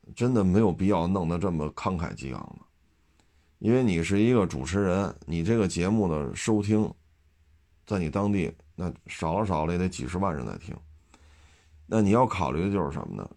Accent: Beijing, China; accent: Beijing; 因为我北京，北京口音已经很重了

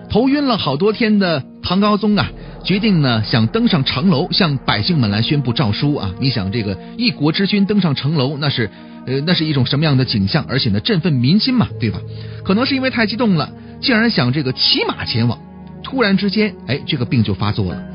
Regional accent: northern China, China; 我也是北方人

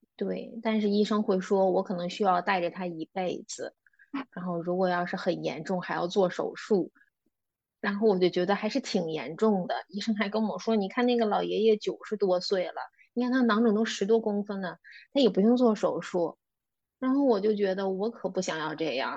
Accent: Beijing, China; moved away as an adult; now in Greece; 我是土生土长的北京人，在北京工作了八年

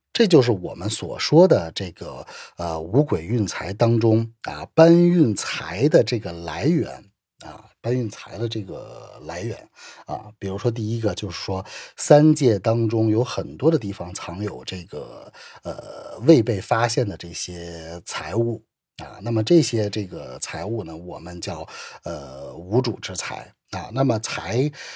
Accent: China; 我们中国人的话就讲究祖德

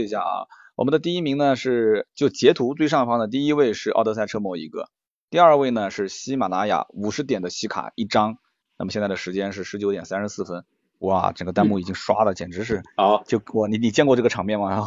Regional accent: Nanjing, Jiangsu, China; 我们南京人讲这个讲不清楚

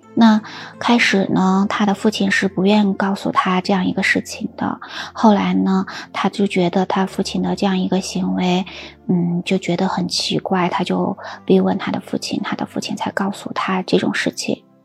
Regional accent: China; 我们中国人

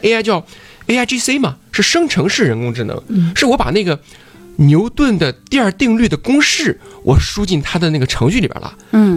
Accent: China

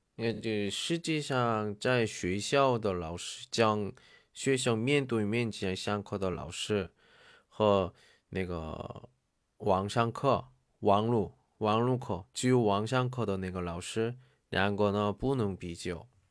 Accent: South Korea; Chinese is a second language; 我是韩国人

